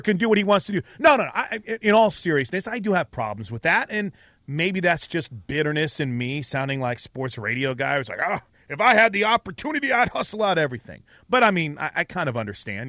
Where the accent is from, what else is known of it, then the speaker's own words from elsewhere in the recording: St. Louis, Missouri, United States; moved away; I grew up in Saint Louis